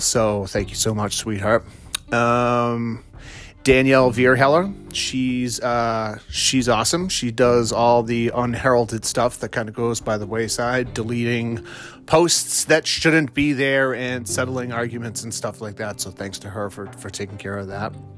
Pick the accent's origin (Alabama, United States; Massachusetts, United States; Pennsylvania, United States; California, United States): Massachusetts, United States; also born or lived in Vermont; I'm from Massachusetts, um, born and raised